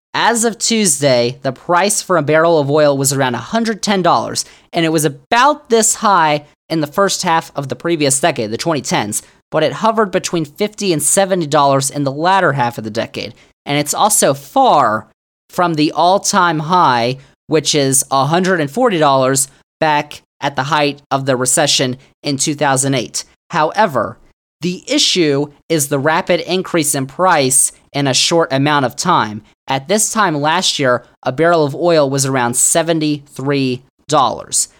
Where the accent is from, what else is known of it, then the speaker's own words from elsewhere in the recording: Virginia, United States; Virginia, my home state